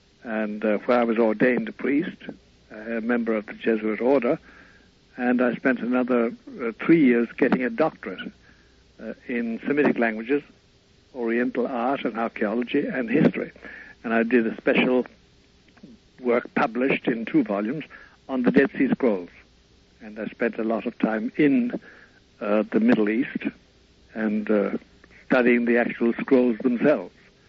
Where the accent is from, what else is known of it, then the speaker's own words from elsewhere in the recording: County Kerry, Ireland; born there; I was born in Ireland, of course, in Kerry, in Ireland, but way back in 1921.